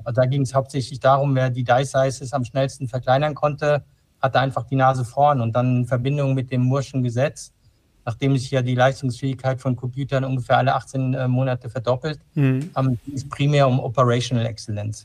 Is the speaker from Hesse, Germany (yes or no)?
yes; Frankfurt, Hesse, Germany; also born or lived in Darmstadt; ich bin in Frankfurt aufgewachsen